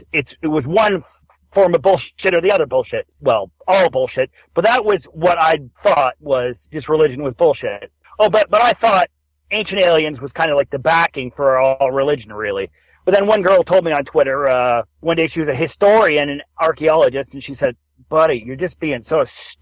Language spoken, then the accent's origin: English; Toronto, Ontario, Canada; I'm from Toronto, Canada